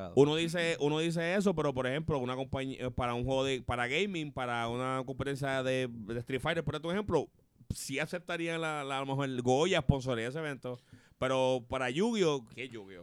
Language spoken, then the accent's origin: Spanish; Puerto Rico